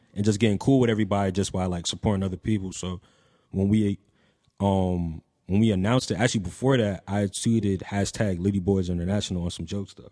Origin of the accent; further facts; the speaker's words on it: Franklin, New Jersey, United States; I'm from Somerset, well, specifically Franklin, New Jersey